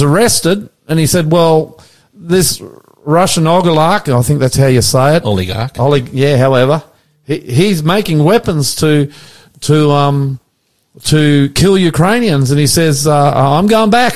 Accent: Sydney, New South Wales, Australia; we're from the West. Hunter, you and me, we're boys from the West, born in the West

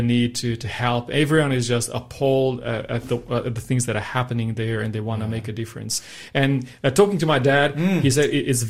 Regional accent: Romania; moved away as an adult; I was born and raised in Romania. I spent my first 20 years of my life there. I was born during the communism regime in mid-80s

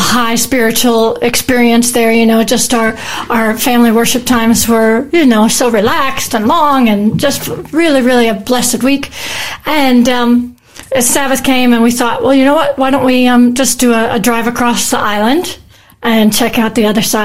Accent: United States; moved away as an adult; now in Australia; I'm originally from America. I've lived in Australia for 25 years, though, so this is definitely home

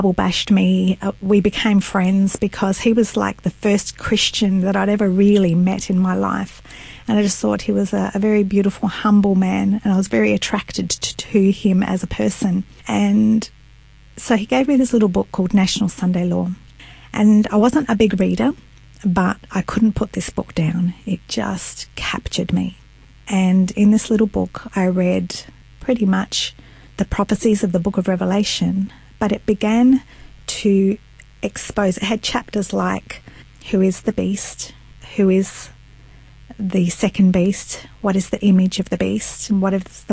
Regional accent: Australia; my parents are Italian, and they migrated to Australia, and I was born in Australia

